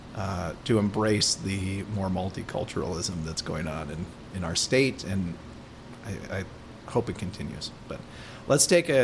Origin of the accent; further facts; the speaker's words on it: Minnesota, United States; also born or lived in Portland; I was born in Portland, but I'm from Minnesota